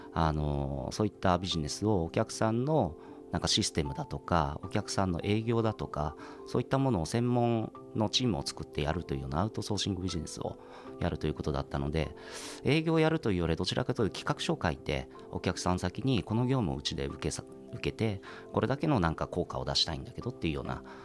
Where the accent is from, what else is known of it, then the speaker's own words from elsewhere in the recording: Hiroshima, Japan; moved away as an adult; now in Tokyo, Japan; 私も東京の生まれではなくて広島で生まれて東京に来て